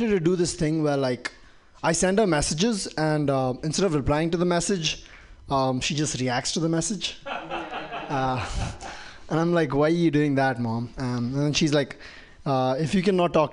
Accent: Dubai, United Arab Emirates; moved away; I grew up in Dubai

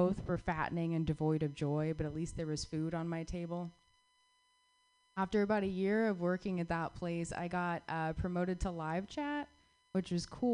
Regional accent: Southwest, United States; moved away; I grew up in the Southwest

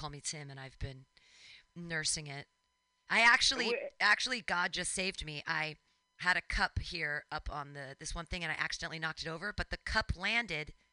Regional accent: East Bay, California, United States; now in San Francisco, United States; we came in from the East Bay

